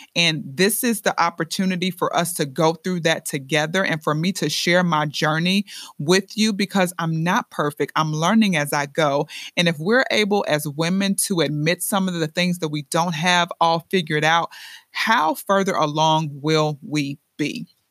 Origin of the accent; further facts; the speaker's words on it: Chicago, Illinois, United States; now in Lehigh Valley, Pennsylvania, United States; I'm originally from the Windy City, Chi Town